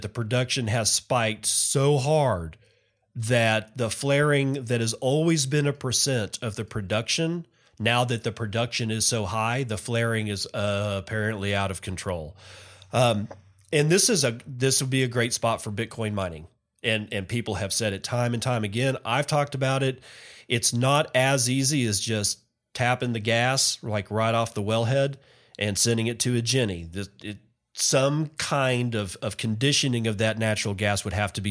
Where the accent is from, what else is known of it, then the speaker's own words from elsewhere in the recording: Permian Basin, Texas, United States; I was born in the Permian Basin. I grew up in the Permian Basin